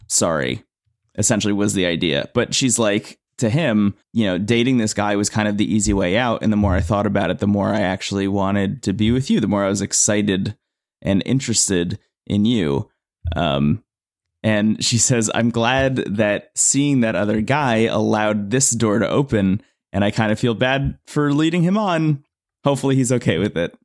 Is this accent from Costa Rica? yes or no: no; New Jersey, United States; I was born in New Jersey and I've lived here